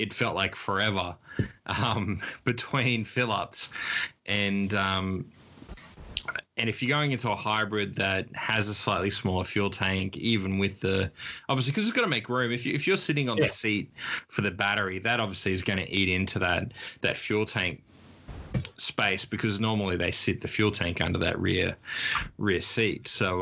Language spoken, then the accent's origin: English; Queensland, Australia; me being a Queenslander